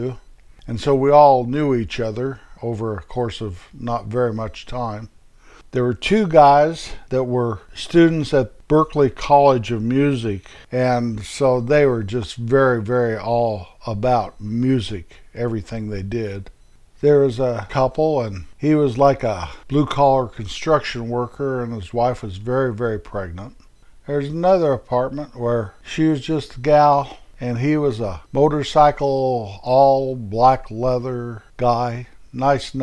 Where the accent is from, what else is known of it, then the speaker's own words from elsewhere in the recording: Colorado, United States; moved away as an adult; also born or lived in Midwest; we moved from a little town I was raised in Colorado, to the Midwest